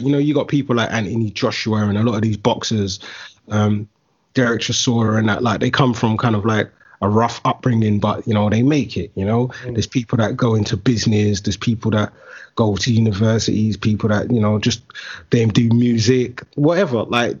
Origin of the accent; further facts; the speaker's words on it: London, United Kingdom; you're a young man growing up in London, in certain areas of London specifically, you kind of have to have your wits about you, man.